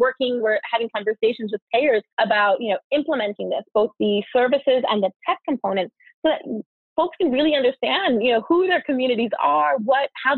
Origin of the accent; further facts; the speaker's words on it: New York City, New York, United States; I am a girl from the Bronx